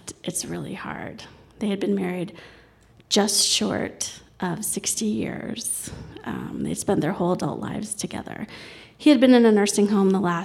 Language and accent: English; New York City, New York, United States; also born or lived in Colorado; I grew up in New York City